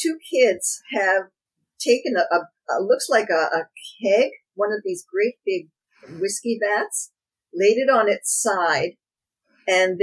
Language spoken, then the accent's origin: English; Canada; I'm Canadian